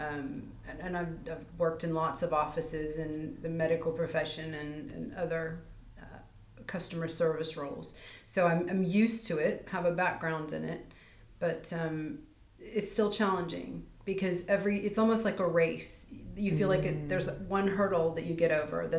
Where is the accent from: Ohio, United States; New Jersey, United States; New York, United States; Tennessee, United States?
Ohio, United States; Cincinnati; first language English; moved away as an adult; now in England, United Kingdom; I am originally from Cincinnati, Ohio, and moved to England 20 years ago